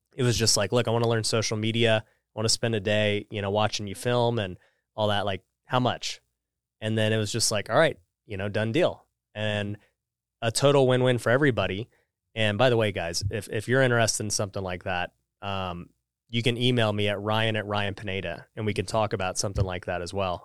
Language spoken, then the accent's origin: English; Las Vegas, Nevada, United States; moved away; I'm from Vegas